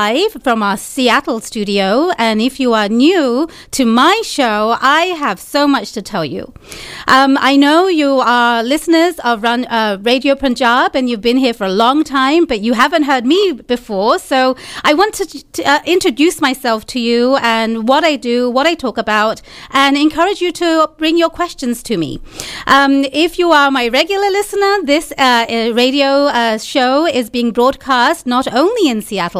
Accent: Bangladesh; moved away as an adult; also born or lived in London, United Kingdom; now in United States; I was born in London, UK, and then I lived in Bangladesh for a little while. So my family is from Bangladesh.

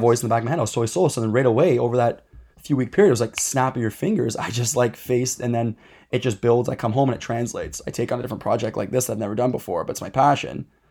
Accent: Dundas, Ontario, Canada; we grew up in Dundas. It's a very kind of, I'd say, like, mid to higher class area

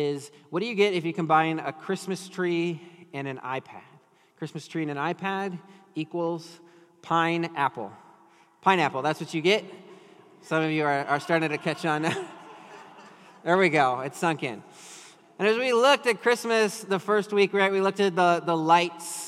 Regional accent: Minnesota, United States; now in California, United States; I grew up in Minnesota

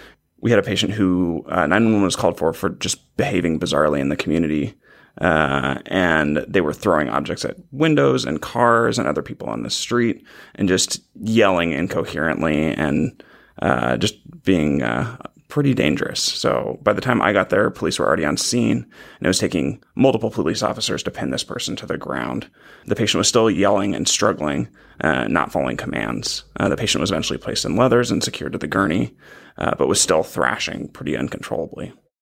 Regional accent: California, United States; I grew up in the San Francisco Bay Area and then went to undergrad down in Irvine

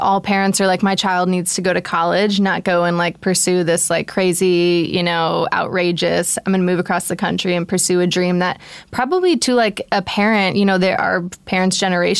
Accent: Detroit, Michigan, United States; Shout out the Midwest. I'm from Detroit. Let's go.

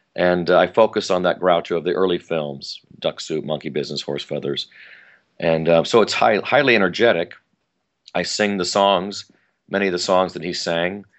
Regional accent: Sierra Madre, California, United States; I grew up in Los, in Los Angeles County, in the Pasadena area, and like I mentioned, Sierra Madre

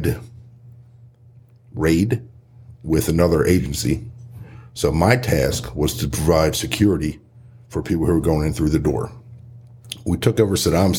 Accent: Horsham, Pennsylvania, United States; I'm originally from Horsham, Pennsylvania. Born and raised there.

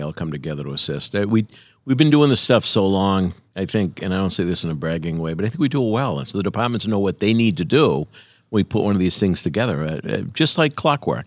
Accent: United States; growing up in the United States of America

